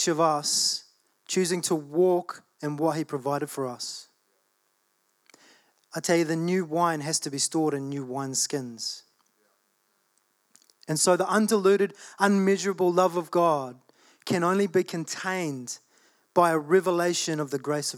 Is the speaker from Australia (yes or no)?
yes; Australia; I was born in Australia.